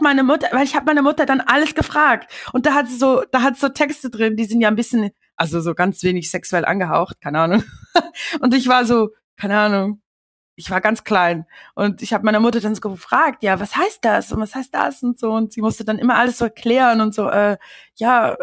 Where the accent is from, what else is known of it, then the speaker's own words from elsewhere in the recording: Switzerland; now in London, United Kingdom; ich bin ja in der Schweiz aufgewachsen